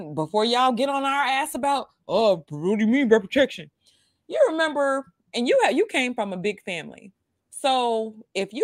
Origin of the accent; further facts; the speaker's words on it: New York City, New York, United States; I stayed in Brooklyn, New York. I grew up in Coney Island for the most part.